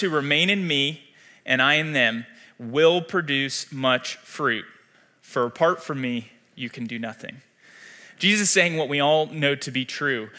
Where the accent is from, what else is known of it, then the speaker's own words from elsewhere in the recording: Atlanta, Georgia, United States; moved away as an adult; now in Wichita, United States; I was born and raised in Atlanta, Georgia